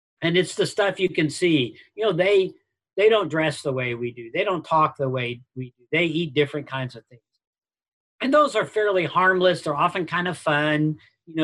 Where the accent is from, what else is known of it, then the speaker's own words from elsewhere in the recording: United States; I'm an American